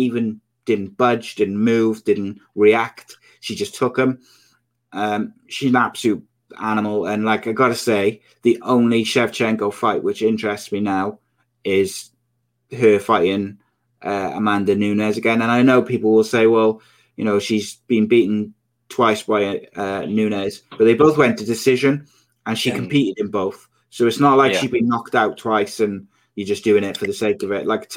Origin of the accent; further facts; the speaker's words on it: United Kingdom; as a Brit